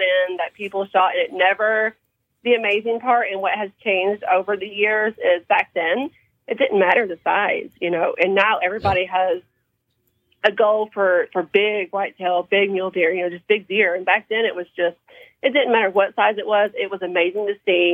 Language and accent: English; Johnson County, Kentucky, United States; moved away as an adult; also born or lived in Texas; now in Odessa, Texas, United States; I grew up in Johnson County, Kentucky. Eastern Kentucky.